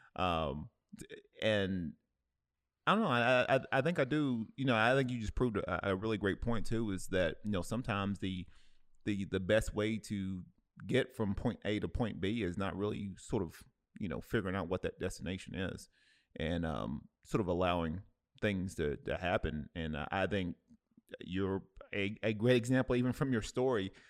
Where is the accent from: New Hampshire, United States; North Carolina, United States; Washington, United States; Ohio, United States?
Ohio, United States; Cleveland; moved away; my hometown, uh, in, in Cleveland